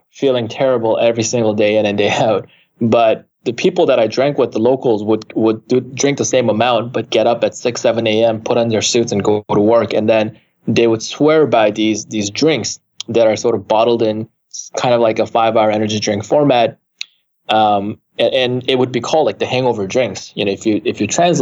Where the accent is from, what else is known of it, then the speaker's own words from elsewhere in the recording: Canada; also born or lived in South Korea / San Francisco, United States; now in United States; I'm Canadian. That's where I was raised since nine. Prior to that, I was born and raised in Korea.